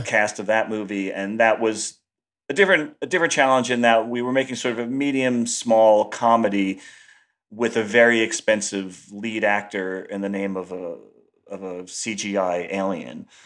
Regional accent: New York, United States; also born or lived in Los Angeles; I moved back to New York 'cause I missed it, and I'm just a New Yorker

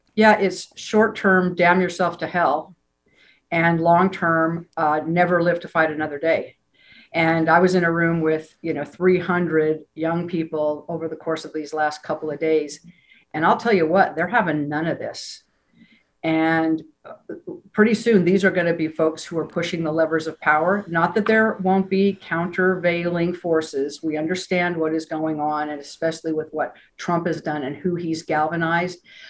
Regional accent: Utah, United States; moved away as an adult; now in San Francisco, United States; growing up in Utah

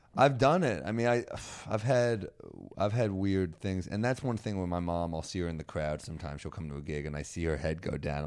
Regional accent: New York City, New York, United States; I grew up in Manhattan.

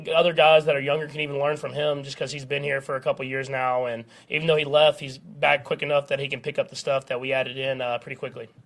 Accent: Texas, United States; moved away as an adult; now in Kansas City, United States; I grew up in Texas

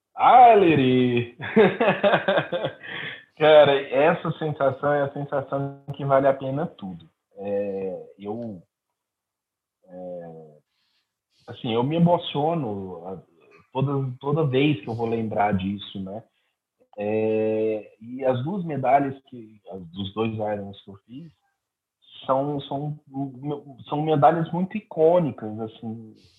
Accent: Araguari, Minas Gerais, Brazil; lá na cidade de Araguari, Minas Gerais, é, que é a minha cidade natal

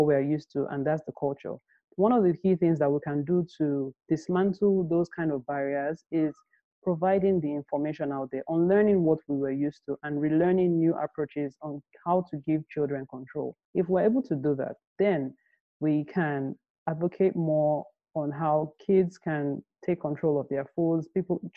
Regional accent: Nigeria; I grew up in Nigeria

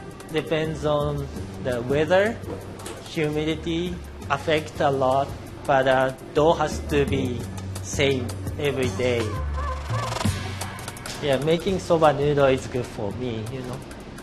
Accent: Yamagata, Japan; now in San Francisco Bay Area, United States; I'm from Yamagata, which is kind of famous for soba noodles.

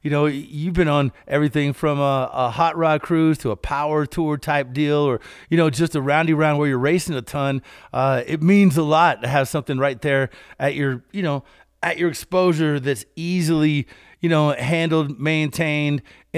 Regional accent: Kentucky, United States; Because this is something that every one of our farm vehicles had growing up in Kentucky.

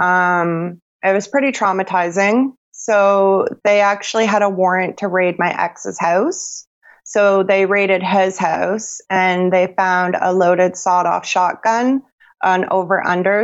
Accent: Sarnia, Ontario, Canada; I'm from Sarnia, Ontario, Canada.

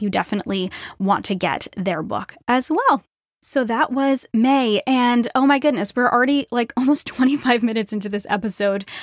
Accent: Rhode Island, United States; moved away as an adult; I grew up in Rhode Island

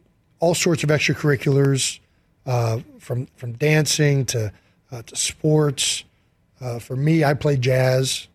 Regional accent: Cleveland Heights, Ohio, United States; we grew up in Cleveland Heights, Ohio

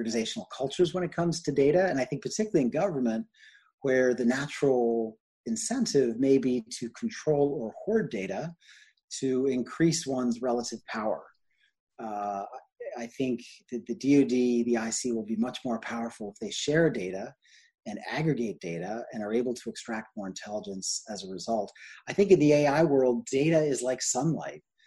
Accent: New York, United States; also born or lived in London / New England / California / England; grew up mostly in New York and went to school all over the place.

